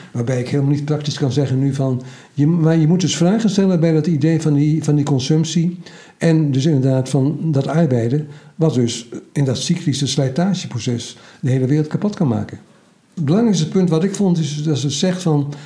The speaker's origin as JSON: {"language": "Dutch", "area": "Twente", "region": "Overijssel", "country": "Netherlands", "said": "Ik ben Twentenaar"}